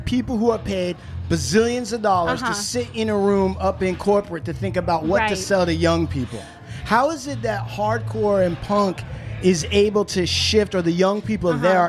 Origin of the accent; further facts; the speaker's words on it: Washington, United States; I grew up on a reservation. I went to reservation school.